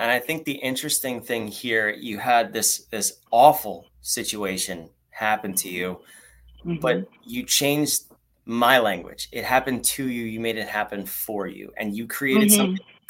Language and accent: English; North Carolina, United States; Michelle DeWitt from my home state over here. She's on the other side of North Carolina. I'm in Raleigh.